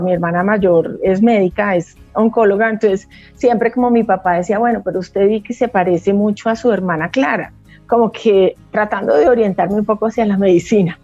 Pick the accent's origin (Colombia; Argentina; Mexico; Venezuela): Colombia; Huila; como somos del Huila, teníamos una finca ganadera y cultivábamos arroz